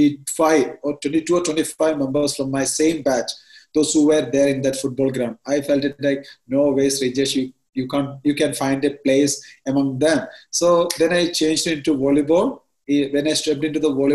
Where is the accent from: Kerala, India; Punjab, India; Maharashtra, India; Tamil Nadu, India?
Kerala, India; Ernakulam; I'm from Ernakulam, and not in the city part, but I'm from a village area. Its name is Kumaraguram Pallikara.